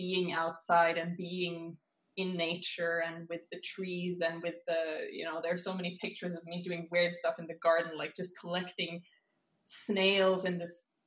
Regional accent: Norway; now in Sweden; I am from Norway originally. That's where I was born and that's where I grew up.

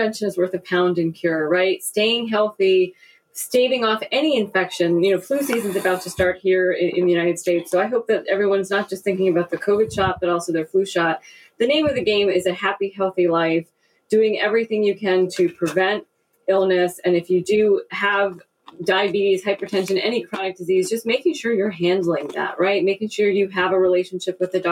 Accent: India; I am from India

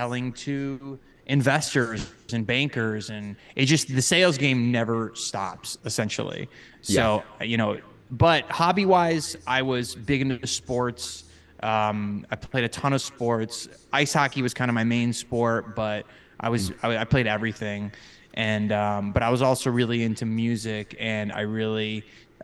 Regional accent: Cadillac, Michigan, United States; moved away; I grew up in northern Michigan, a very small town called Cadillac

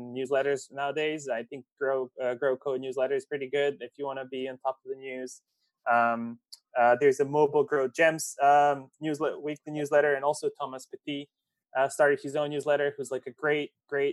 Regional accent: Serbia; they're very common in Serbia, where I'm

